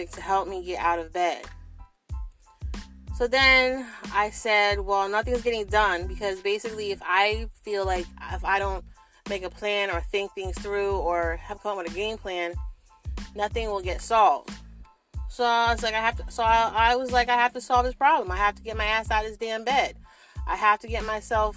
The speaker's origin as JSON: {"language": "English", "region": "New Jersey", "country": "United States", "said": "I'm from South Jersey"}